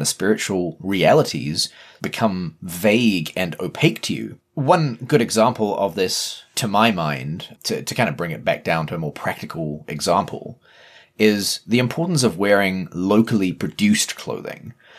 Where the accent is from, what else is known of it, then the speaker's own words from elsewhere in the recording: New Zealand; accent: Kiwi; As a Kiwi